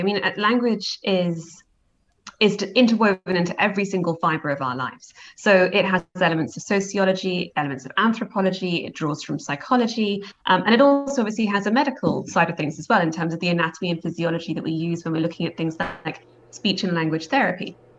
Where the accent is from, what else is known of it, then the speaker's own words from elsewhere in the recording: Scotland, United Kingdom; Always, we're Scottish, so that's exactly, although we don't sound it.